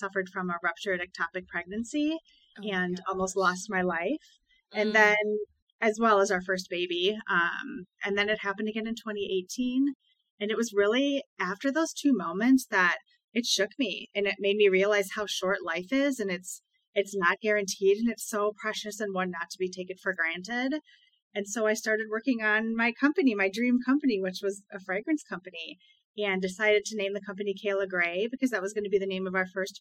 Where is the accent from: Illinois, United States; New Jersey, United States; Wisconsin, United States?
Wisconsin, United States; I was born and raised in Wisconsin